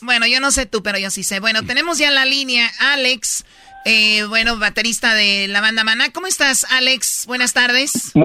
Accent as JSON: {"language": "Spanish", "region": "Jalisco", "country": "Mexico", "said": "somos de Jalisco"}